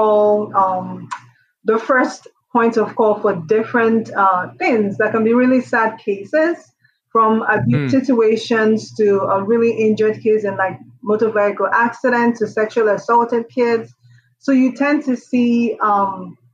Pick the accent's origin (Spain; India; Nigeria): Nigeria; moved away as an adult; also born or lived in New York, United States; now in Columbus, United States; I am originally Nigerian. I was born, raised in Nigeria, did up until my medical school in Nigeria.